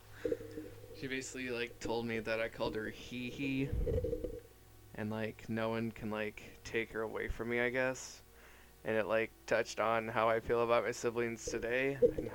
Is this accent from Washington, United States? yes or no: yes; Black Diamond, Washington, United States; also born or lived in Auburn, Washington; I grew up in Black Diamond. I was born in Auburn, Washington.